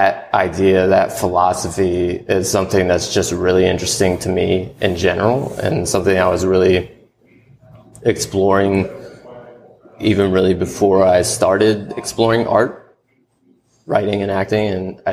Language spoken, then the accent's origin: English; Richmond, Virginia, United States; now in Atlanta, United States; when I moved here from Richmond, Virginia. That's where I grew up